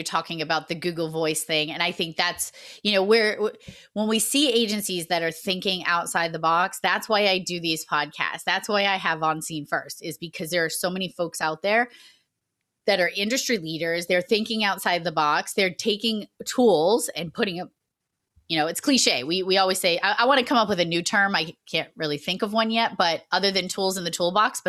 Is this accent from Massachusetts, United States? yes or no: yes; Massachusetts, United States; accent: Massachusetts; my Massachusetts accent just launched right out of my mouth